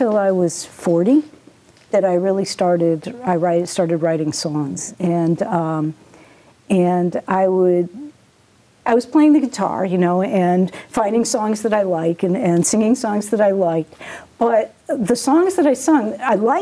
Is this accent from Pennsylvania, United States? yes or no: no; Massachusetts, United States; also born or lived in Montana; I grew up really pretty much in Massachusetts.